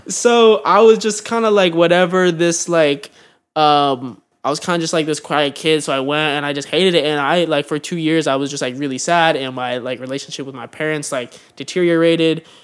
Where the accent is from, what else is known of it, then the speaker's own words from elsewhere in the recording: Pleasanton, California, United States; moved away as an adult; now in Los Angeles, United States; I'm from Pleasanton, California, which is um, a, a town, a suburb of like Oakland and San Francisco. Um, so I grew up in the Bay Area